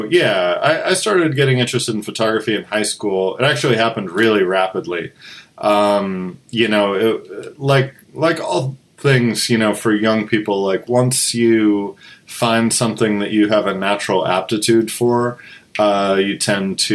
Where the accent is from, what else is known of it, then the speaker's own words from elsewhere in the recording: just north of Boston, eastern Massachusetts, United States; I grew up in eastern Massachusetts, just north of Boston